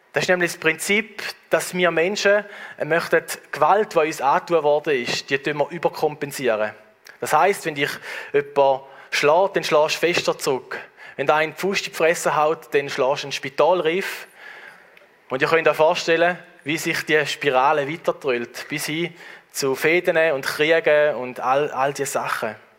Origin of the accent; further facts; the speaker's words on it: Switzerland; bei uns in der Schweiz